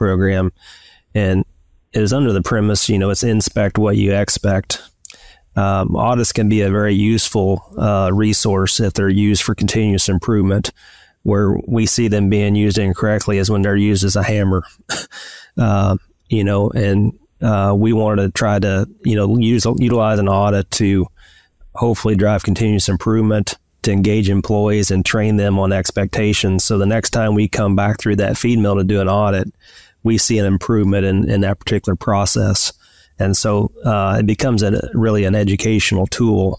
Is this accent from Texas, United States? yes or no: no; Northeast Missouri, United States; I grew up in Northeast Missouri and went to University of Missouri